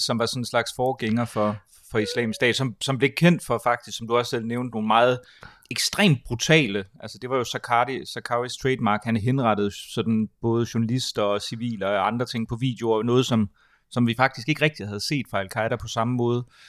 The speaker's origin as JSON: {"language": "Danish", "country": "Denmark", "said": "som, som dansker"}